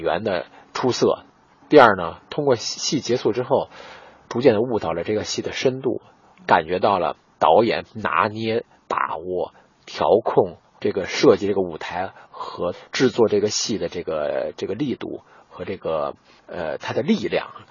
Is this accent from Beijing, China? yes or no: yes; Beijing, China; 用咱们北京话讲